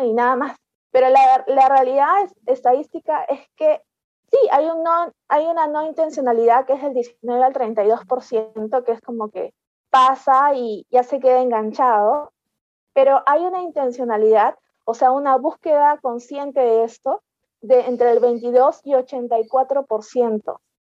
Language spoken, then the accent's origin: Spanish; Peru; Yo soy de Perú